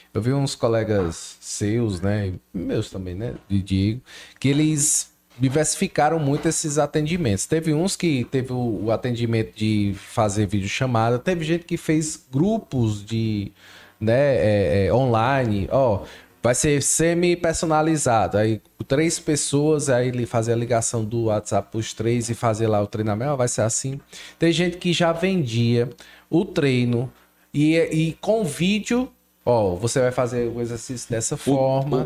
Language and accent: Portuguese; Crato, Ceará, Brazil; now in Juazeiro do Norte, Brazil; Eu sou do Crato, moro no Juazeiro hoje.